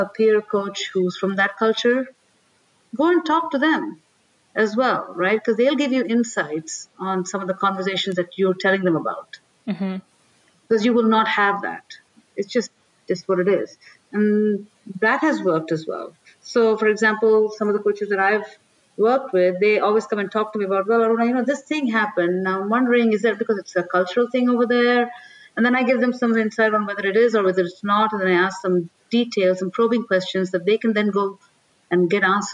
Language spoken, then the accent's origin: English; India; moved away; I'm an Indian, right? I come from India.